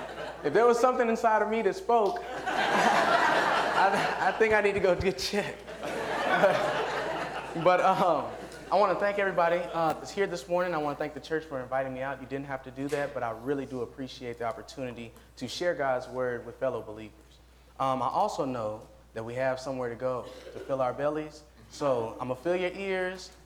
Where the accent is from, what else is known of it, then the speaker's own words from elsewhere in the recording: Nashville, Tennessee, United States; I'm from Nashville, Tennessee